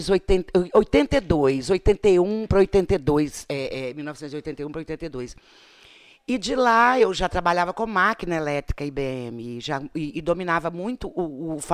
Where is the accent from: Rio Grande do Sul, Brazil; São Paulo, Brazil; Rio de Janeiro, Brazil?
Rio de Janeiro, Brazil; A minha infância, embora no Rio de Janeiro, eu sempre passei férias, feriado, aqui, aqui em Ponte Nova